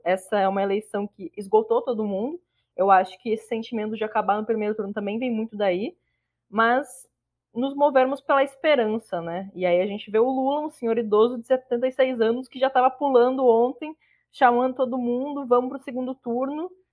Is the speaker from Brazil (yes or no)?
yes; Rio Grande do Sul, Brazil; now in Alagoas, Brazil; eu moro em Alagoas, mas eu sou gaúcha